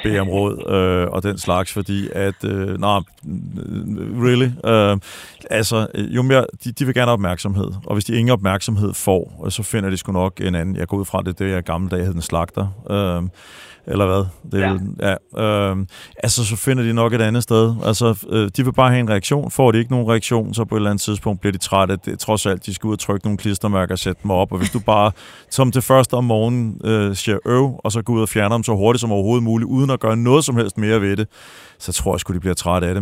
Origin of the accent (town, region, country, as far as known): Denmark